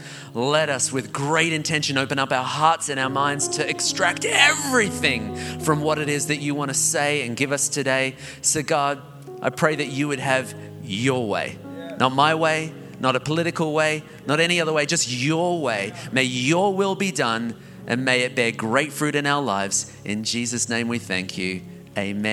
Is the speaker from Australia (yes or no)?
yes; Australia; I'm Australian